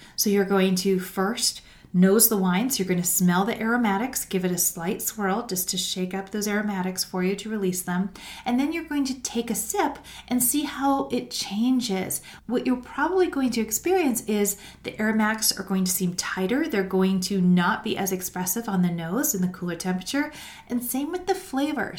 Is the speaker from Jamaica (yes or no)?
no; Canada; As a Canadian